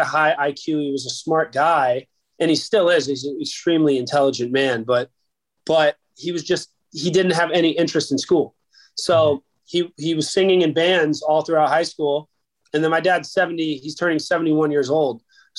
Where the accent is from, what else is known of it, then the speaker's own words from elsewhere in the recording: Fort Myers, Florida, United States; also born or lived in Key West, Florida; I was raised in Fort Myers, Florida. I was born in Key West, Florida.